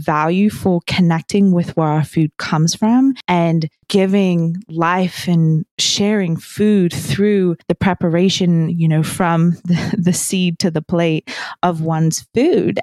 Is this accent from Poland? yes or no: no; New Zealand; I grew up in New Zealand